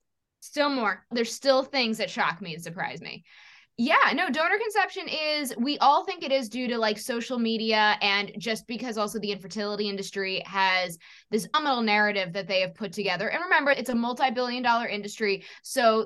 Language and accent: English; New York City, New York, United States; I was born in 1988 in New York City